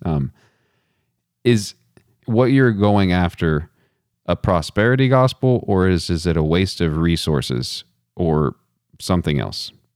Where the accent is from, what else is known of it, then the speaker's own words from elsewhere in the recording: Texas, United States; I'm from Texas